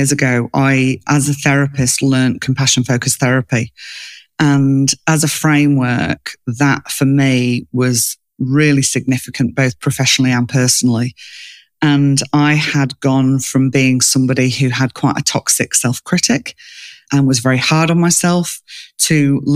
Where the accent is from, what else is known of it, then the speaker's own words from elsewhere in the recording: England, United Kingdom; moved away as an adult; now in Australia; I grew up in England, but I live in Australia